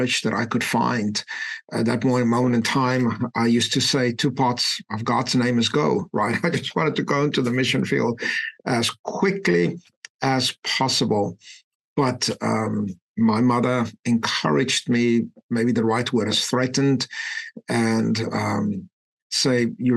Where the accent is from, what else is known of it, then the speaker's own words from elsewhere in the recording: Klerksdorp, North West, South Africa; moved away; I grew up in a tiny little mining town and what at that point in time was the Western Transvaal. Today, Northwest Province, a little town called Klerksdorp.